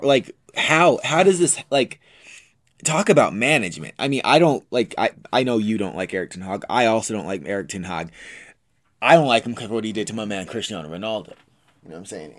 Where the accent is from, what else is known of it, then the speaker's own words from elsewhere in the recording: United States; I'm American